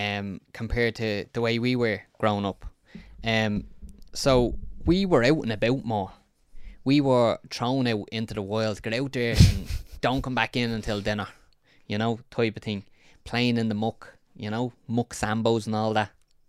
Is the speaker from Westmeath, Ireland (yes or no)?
no; County Dublin, Ireland; I grew up in Ballyferma, and it was wild, the Wild West.